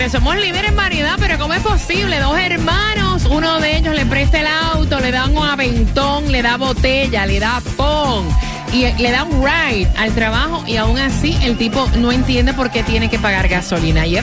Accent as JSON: {"language": "Spanish", "country": "Ecuador", "said": "Soy de Ecuador."}